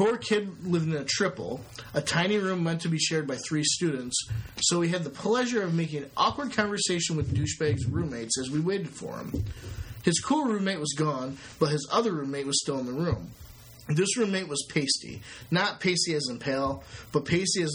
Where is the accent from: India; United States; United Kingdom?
United States; Maryland; I lived on a nice street in a nice neighborhood in a nice suburb of Maryland